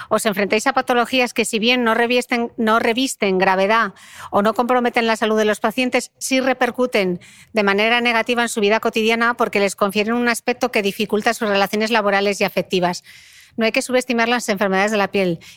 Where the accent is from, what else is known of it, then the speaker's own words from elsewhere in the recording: Spain; Como buen español